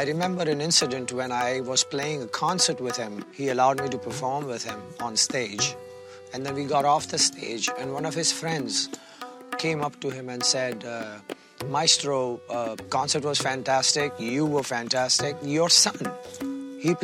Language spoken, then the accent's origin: English; India; I am from India, representing the age-old tradition of North Indian classical music.